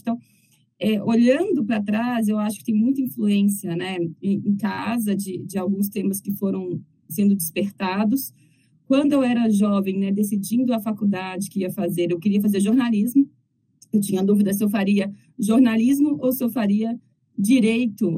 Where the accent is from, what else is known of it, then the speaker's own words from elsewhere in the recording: Cataguases, Minas Gerais, Brazil; moved away; also born or lived in Belo Horizonte; eu sou mineira, de uma cidade muito pequena. Né, toda vez que eu brinco que é uma cidade muito pequena do interior de Minas